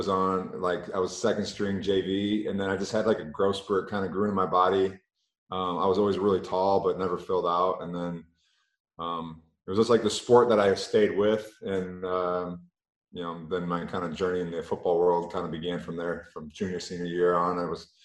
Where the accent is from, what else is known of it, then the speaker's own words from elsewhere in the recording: Michigan, United States; I grew up in Michigan